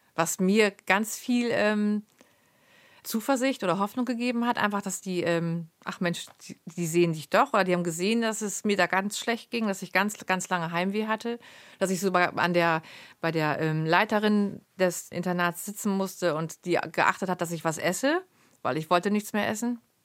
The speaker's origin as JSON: {"language": "German", "area": "near Lemförde", "region": "Lower Saxony", "country": "Germany", "tie": "born or raised there", "said": "in Lemförde war das, also vier Kilometer von meinem, von meinem Heimatort entfernt"}